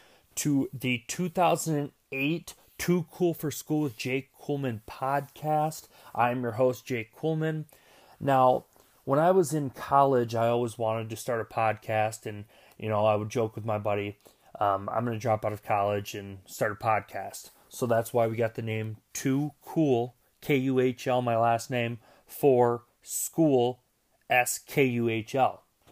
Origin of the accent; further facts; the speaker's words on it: Minnesota, United States; I'm from Minnesota. I'm a Vikings fan